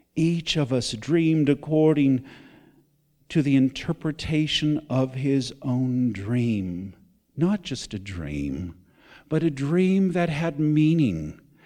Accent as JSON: {"language": "English", "country": "United States", "said": "I'm still an American."}